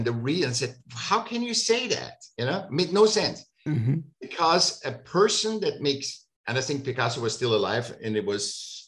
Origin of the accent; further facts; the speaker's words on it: Vienna, Austria; I grew up in Vienna, you went to the Academy of Applied Arts